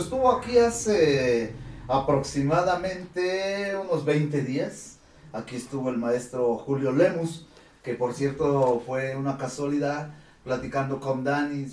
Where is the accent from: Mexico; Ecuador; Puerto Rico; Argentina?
Mexico; Huamantla, Tlaxcala; a mi estado, a mi, a mi pueblo, Aguamanta